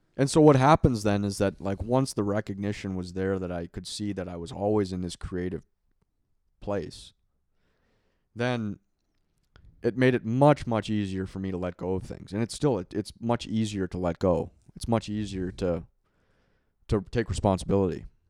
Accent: Minneapolis, Minnesota, United States; I grew up in Minneapolis, so we had the Mall of America

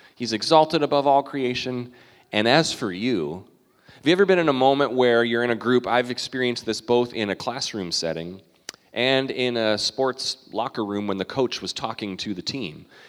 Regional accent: Canada; now in United States; I'm a Canadian citizen

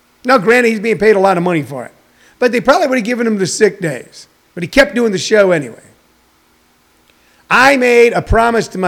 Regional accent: Missouri, United States; I'm from Missouri

